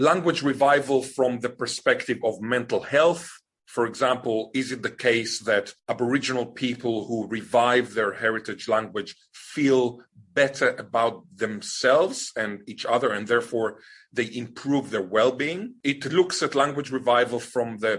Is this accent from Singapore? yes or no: no; Israel; now in Australia; I was born in Israel